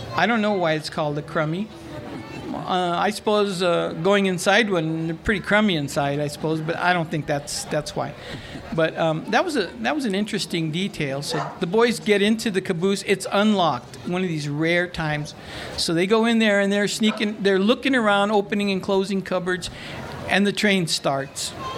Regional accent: San Gabriel, California, United States; I grew up in San Gabriel, California

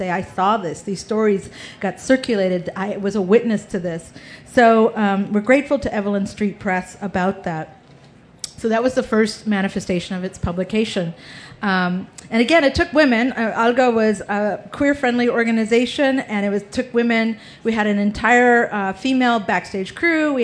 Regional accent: Texas, United States; we're from Texas

